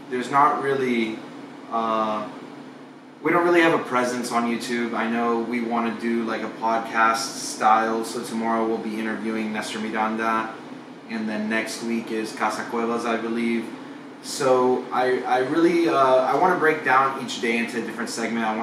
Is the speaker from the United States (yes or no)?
no; Cuba; moved away; We, we kind of gave everyone the, the coffee addiction that we had when we came over from Cuba.